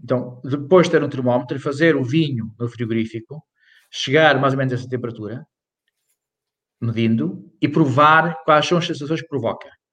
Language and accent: Portuguese; Ponte de Lima, Norte, Portugal; moved away; eu sou de Ponte Lima